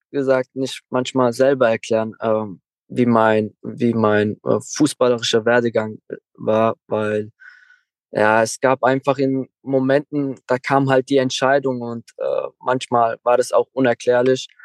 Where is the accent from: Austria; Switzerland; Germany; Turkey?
Turkey; Klar, ich habe äh, mein Herkunftsland ist Türkei